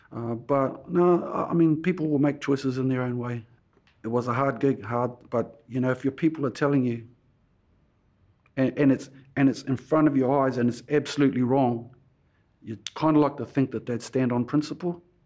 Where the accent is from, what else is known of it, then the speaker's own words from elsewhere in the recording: Rotorua, Bay of Plenty, New Zealand; also born or lived in Tokoroa; From Rotorua. I was born in Tokorua. Uh, went back to my mum's, uh, papakainga, Nongota, where I live now